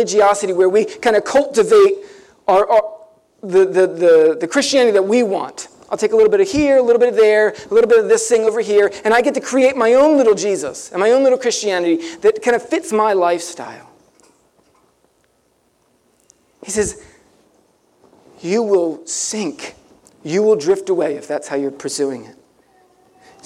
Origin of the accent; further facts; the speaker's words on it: Ocean City, New Jersey, United States; I grew up down near Ocean City.